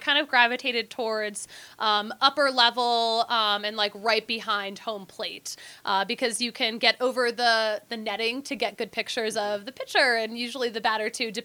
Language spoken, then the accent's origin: English; Philadelphia, Pennsylvania, United States; I'm from Philly, which is a very intense sports town.